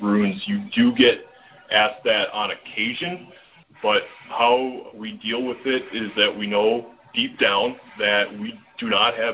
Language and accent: English; Minnesota, United States; we're from Minnesota.